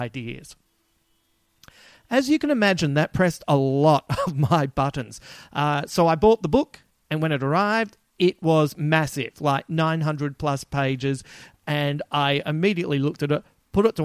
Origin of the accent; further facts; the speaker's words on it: Adelaide, South Australia, Australia; accent: Adelaide; my Adelaide accent